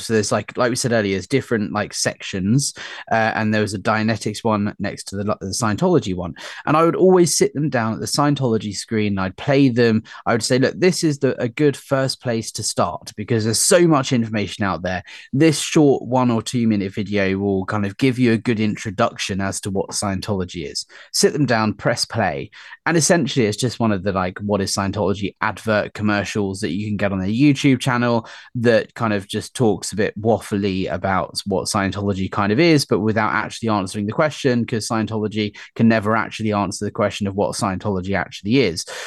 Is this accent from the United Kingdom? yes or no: yes; United Kingdom; also born or lived in London; we as polite British people